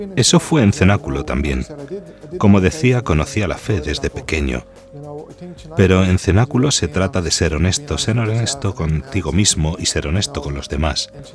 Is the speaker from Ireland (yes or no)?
yes; Dublin, Leinster, Ireland; Spanish is a second language; soy de Dublín